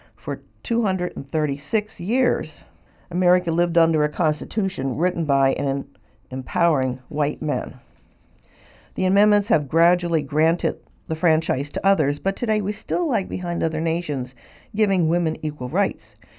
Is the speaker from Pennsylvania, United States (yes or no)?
yes; Pennsylvania, United States; I'm a Lenape descendant from Pennsylvania.